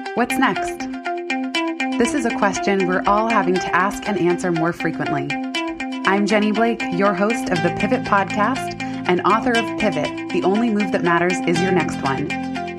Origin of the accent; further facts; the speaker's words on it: San Francisco, California, United States; also born or lived in Palo Alto; I was born and raised in San Francisco, and then I moved to Palo Alto in seventh grade